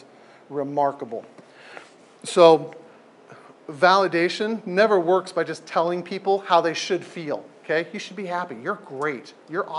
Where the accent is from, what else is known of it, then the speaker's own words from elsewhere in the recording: San Diego, California, United States; now in Portland, United States; I grew up in San Diego